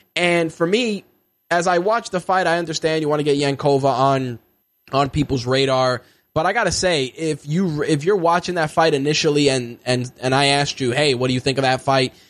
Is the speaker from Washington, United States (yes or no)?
no; New York, United States; As a New Yorker